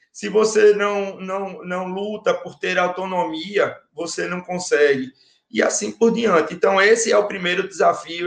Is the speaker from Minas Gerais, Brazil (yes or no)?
no; Recife, Pernambuco, Brazil; eu sou pernambucano, do Recife